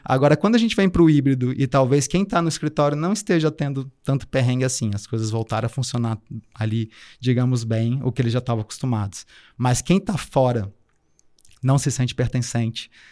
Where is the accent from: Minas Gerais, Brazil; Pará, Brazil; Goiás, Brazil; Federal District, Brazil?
Federal District, Brazil; Brasília; moved away as an adult; now in Florianópolis, Brazil; Eu, eu vim de Brasília, né? Estou passando um tempo em Floripa agora, mas eu sou originalmente de Brasília